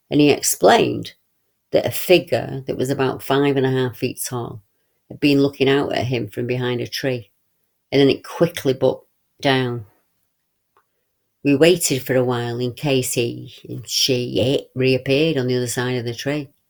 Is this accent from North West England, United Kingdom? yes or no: no; Rugeley, West Midlands, United Kingdom; I was brought up in Rugeley during the 1960s, which is very close to Cannock Chase in Staffordshire.